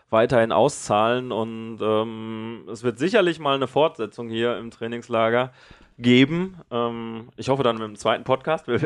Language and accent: German; Dortmund, North Rhine-Westphalia, Germany; und dann mal auch mal äh, bei uns in Deutschland, in NRW, in Dortmund mal Vollgas zu geben.